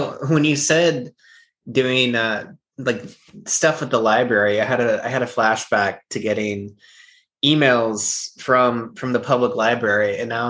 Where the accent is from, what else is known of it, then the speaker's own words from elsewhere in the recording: California, United States; now in Visalia, United States; I came from Southern California, where it's a little bit more, I don't know, liberal kind of, not with my family though. That my family moved up here because they felt out of place in Southern California.